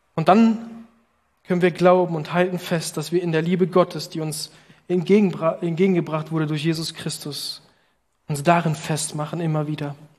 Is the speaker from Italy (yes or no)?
yes; Italy; now in Berlin, Germany; als Italiener